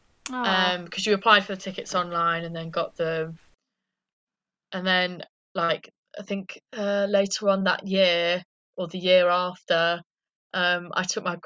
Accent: Solihull, West Midlands, United Kingdom; accent: Birmingham; moved away; They live in Solihull, which is where I was, like, born.

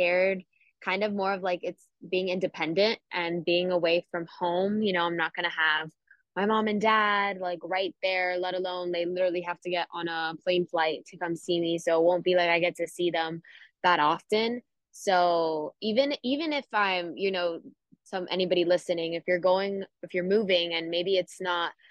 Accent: Miami, Florida, United States; we're from Miami

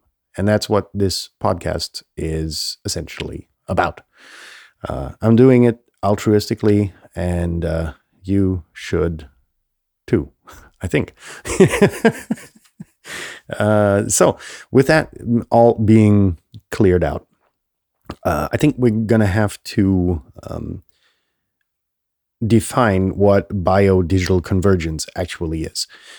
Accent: Germany; English is a second language; I grew up in Germany where politicians, you know, you grow up in this little protected, you know, nest, essentially, in this country that was, you know, war torn.

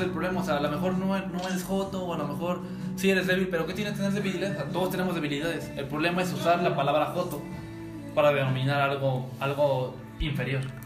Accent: Mexico; uno como mexicano

